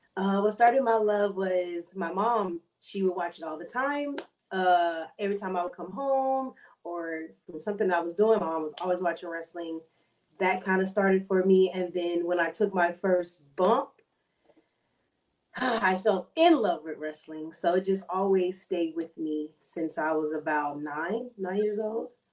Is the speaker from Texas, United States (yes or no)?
yes; Houston, Texas, United States; moved away as an adult; now in San Antonio, United States; I moved from Houston to San Antonio to be in her school